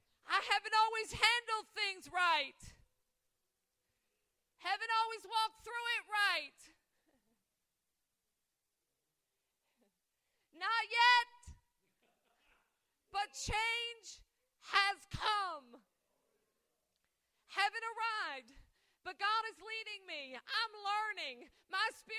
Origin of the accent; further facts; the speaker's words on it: Albany, New York, United States; moved away; I'm originally from Albany, New York